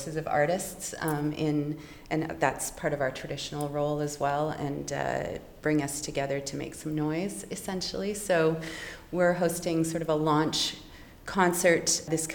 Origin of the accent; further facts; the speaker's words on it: Batchewana, Ontario, Canada; I'm Eagle Clan from Batchewana and I'm Ojibwe Anishinaabe